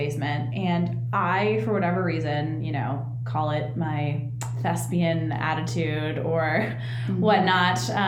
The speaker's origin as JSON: {"language": "English", "area": "Hubbard Woods", "region": "Illinois", "country": "United States", "tie": "born or raised there", "also_born_or_lived": "Kansas City", "moved": "as an adult", "lives_now": "Los Angeles, United States", "said": "we moved back from Kansas City, where we were for 2 years, then we moved back to, Hubbard Woods"}